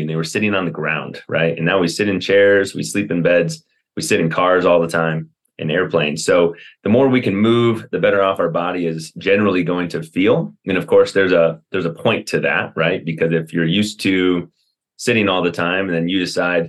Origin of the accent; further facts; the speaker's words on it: Wisconsin, United States; moved away as an adult; also born or lived in Atlanta / Chicago suburbs / Kansas City suburbs; now in Colorado, United States; I'm from Wisconsin originally, went to a school called Carroll and did it all right there.